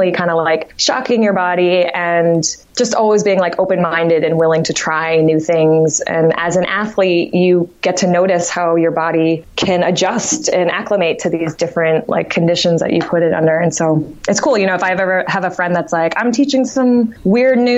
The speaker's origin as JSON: {"language": "English", "area": "Martha's Vineyard", "region": "Massachusetts", "country": "United States", "tie": "born or raised there", "also_born_or_lived": "Amherst, Massachusetts", "moved": "as an adult", "said": "I'm originally from Martha's Vineyard, Massachusetts, small island."}